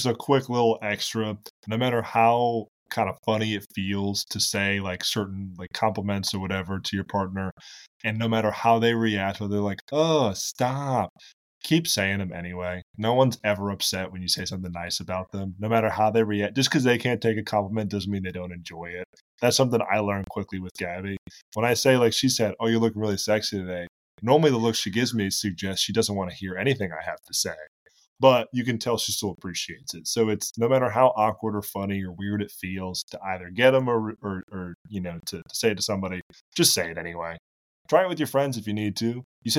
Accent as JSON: {"language": "English", "town": "Boston", "region": "Massachusetts", "country": "United States", "tie": "born or raised there", "lives_now": "Charlotte, United States", "said": "I grew up in Boston. I went to school in South Carolina, and then now I live in Charlotte."}